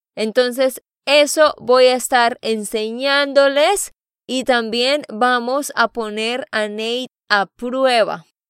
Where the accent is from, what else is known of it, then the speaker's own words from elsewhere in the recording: Santander, Colombia; de Santander, Colombia